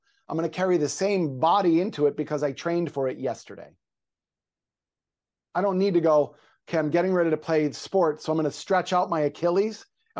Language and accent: English; Pennsylvania, United States; Well, I am from Pennsylvania. So yeah, that might be 2-3 days a week, but I'm living in Southern California now.